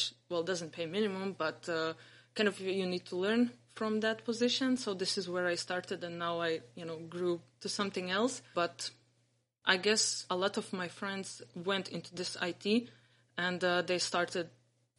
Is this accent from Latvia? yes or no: yes; Riga, Latvia; moved away as an adult; now in Vilnius, Lithuania; I'm from Riga. I was born and raised in Riga, Latvia